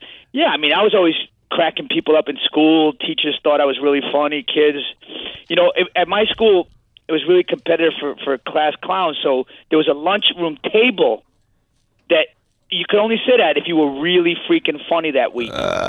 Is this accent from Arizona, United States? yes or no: no; Staten Island, New York, United States; I want to talk to you, John. I'm here from Staten Island here.